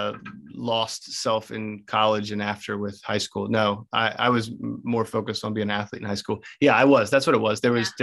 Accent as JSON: {"language": "English", "town": "Baltimore", "region": "Maryland", "country": "United States", "said": "I'm from Baltimore as well."}